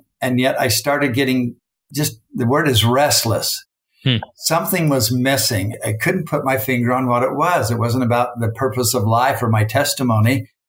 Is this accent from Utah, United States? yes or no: yes; Utah, United States; also born or lived in Salina, Utah; No, I was born in Salina, Utah, and I grew up in Salt Lake Valley.